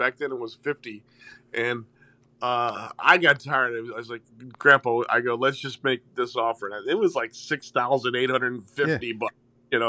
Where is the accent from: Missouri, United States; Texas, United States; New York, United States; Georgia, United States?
Missouri, United States; St. Louis; They see that I'm Italian. I grew up on the Hill, which is the Italian Little Italy of St. Louis.